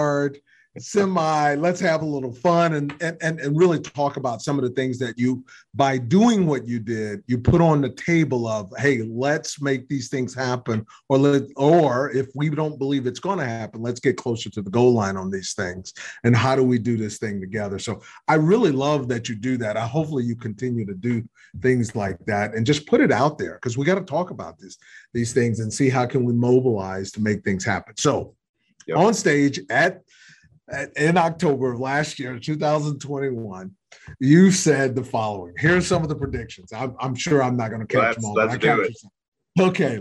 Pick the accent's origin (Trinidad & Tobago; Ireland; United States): United States; Texas; I'm from Texas